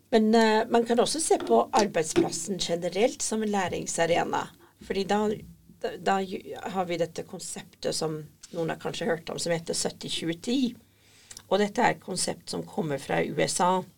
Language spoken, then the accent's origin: Norwegian; Scotland, United Kingdom; Norwegian is a second language; now in Norway; Jeg kommer opprinnelig fra Skottland, eh, men jeg har bodd i Norge i ca. 30 år